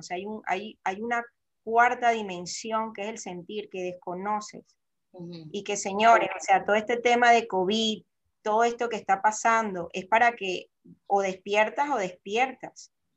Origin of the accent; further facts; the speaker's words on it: Venezuela; moved away as an adult; also born or lived in Panama; yo, soy venezolana